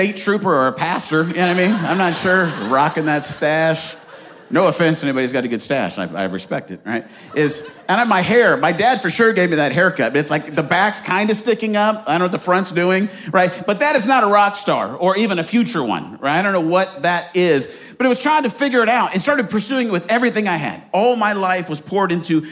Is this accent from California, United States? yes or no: no; Arizona, United States; moved away; also born or lived in Marion, Indiana; I grew up in Arizona, loved Arizona, still love Arizona.